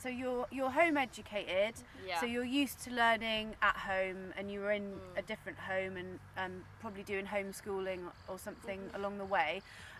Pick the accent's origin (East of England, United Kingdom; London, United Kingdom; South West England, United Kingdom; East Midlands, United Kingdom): South West England, United Kingdom; Plymouth; You must have been to my hometown then, because I'm from Plymouth.